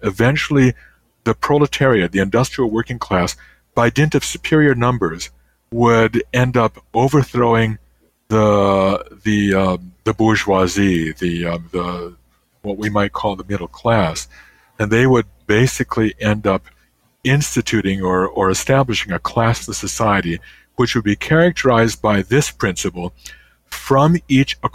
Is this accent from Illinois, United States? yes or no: yes; Illinois, United States; now in Canada; when I was growing up, there was a railway that went through my hometown in Illinois